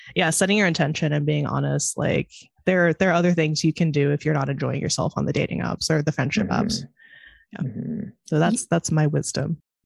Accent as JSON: {"language": "English", "region": "California", "country": "United States", "tie": "born or raised there", "moved": "yes", "lives_now": "Chicago, United States", "said": "I grew up in California, but now I live in Chicago"}